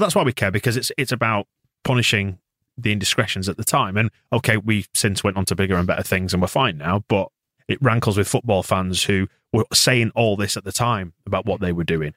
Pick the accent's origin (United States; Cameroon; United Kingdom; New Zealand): United Kingdom; Bradford, Yorkshire and the Humber; I was born in the B R